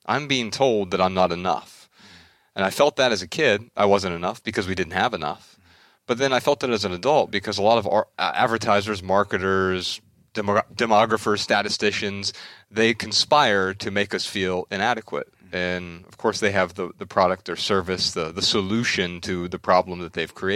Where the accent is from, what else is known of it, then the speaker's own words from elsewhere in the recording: Dayton, Ohio, United States; We're from Dayton, Ohio, right up the street, and right up I-75